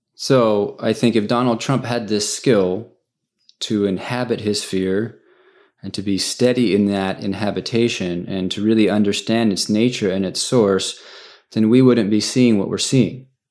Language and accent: English; United States; I'm an American